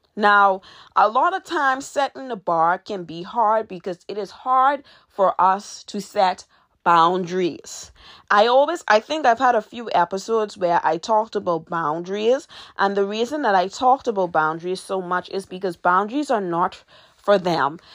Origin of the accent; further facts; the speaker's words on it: Nassau, New Providence, Bahamas; my hometown, which is Nassau, Bahamas.